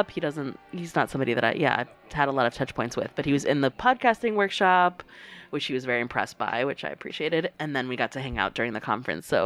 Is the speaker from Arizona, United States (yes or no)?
yes; Tucson, Arizona, United States; I'm from Tucson.